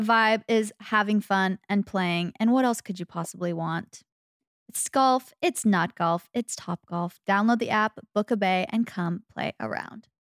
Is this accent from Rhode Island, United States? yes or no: no; Arizona, United States; growing up in Arizona, chef's kiss, perfect situation for the summer